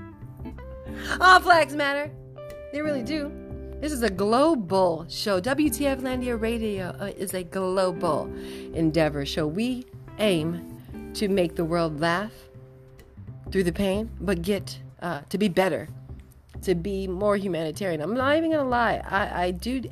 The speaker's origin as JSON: {"language": "English", "region": "California", "country": "United States", "moved": "yes", "said": "I'm from Cali"}